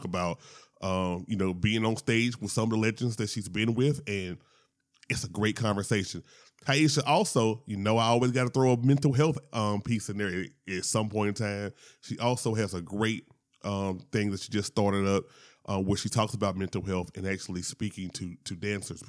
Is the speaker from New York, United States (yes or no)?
no; Shreveport, Louisiana, United States; now in Atlanta, United States; I am originally from Louisiana, as I point out every single time. Shout out to Shreveport.